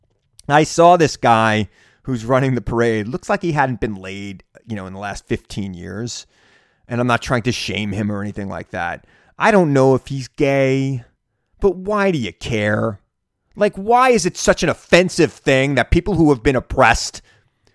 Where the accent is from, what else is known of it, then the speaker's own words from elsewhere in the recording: Centereach, New York, United States; I grew up on Long Island in Center Reach, and that's how we talked